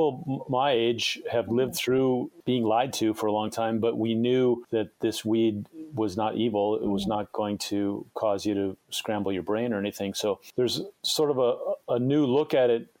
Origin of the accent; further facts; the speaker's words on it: Michigan, United States; now in San Diego, United States; I grew up in Michigan, but in a small town